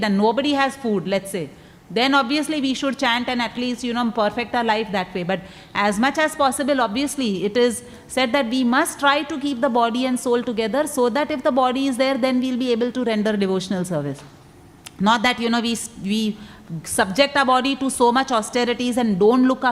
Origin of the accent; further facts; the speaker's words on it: Mumbai, Maharashtra, India; I come from Mumbai